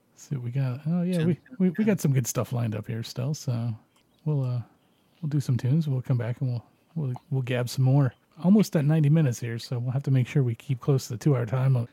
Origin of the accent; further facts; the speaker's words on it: Canada; I'm Canadian